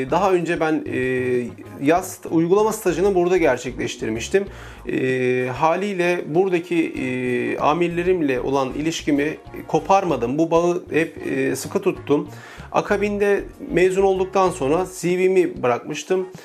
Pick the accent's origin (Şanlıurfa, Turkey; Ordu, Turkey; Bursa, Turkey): Ordu, Turkey; now in Istanbul, Turkey; Orduluyum aslen. 29 yıldan beri İstanbul'da ikamet ediyorum. E, Sultanbeyli'de yaşamı sürdürüyorum.